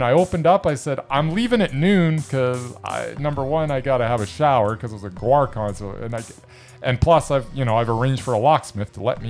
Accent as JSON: {"language": "English", "country": "Canada", "said": "I'm from Canada."}